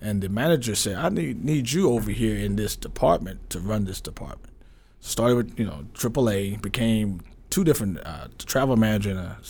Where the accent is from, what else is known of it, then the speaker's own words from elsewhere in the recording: Tyler, Texas, United States; I'm from East Texas, Tyler, Texas, and John Tyler High School.